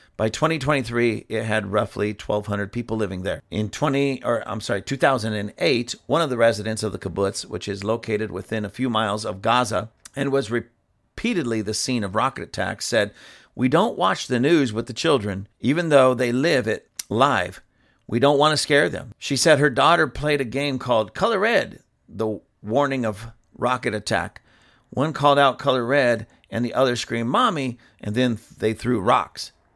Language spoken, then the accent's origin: English; United States; I'm from America.